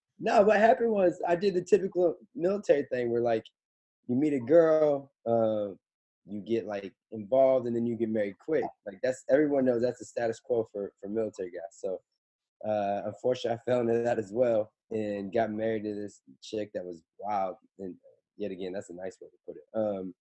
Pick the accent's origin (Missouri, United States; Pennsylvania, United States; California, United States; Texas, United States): Missouri, United States; St. Joseph; moved away as an adult; now in New York, United States; where I come from in the Midwest, where I was born and raised